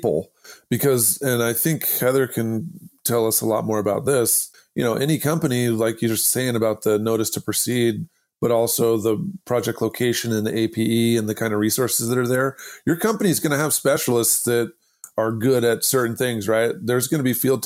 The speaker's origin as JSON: {"language": "English", "region": "Idaho", "country": "United States", "said": "I'm from Idaho"}